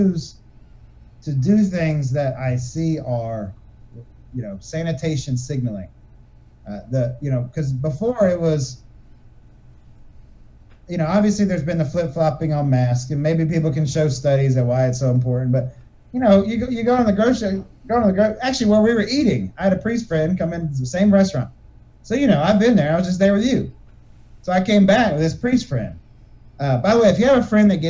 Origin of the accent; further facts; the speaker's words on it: United States; I'm an American